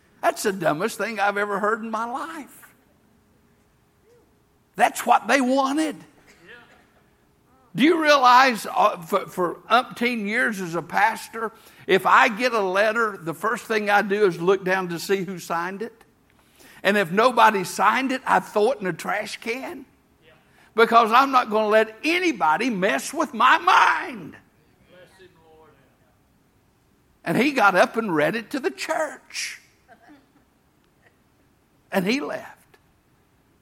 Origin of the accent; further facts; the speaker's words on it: Tennessee, United States; I'm a hillbilly from Tennessee